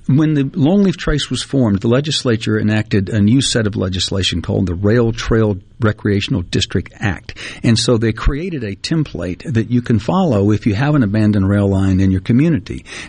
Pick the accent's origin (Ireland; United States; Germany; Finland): United States; Greenwood, Mississippi; I grew up in Greenwood with the CNG rail trail right behind my house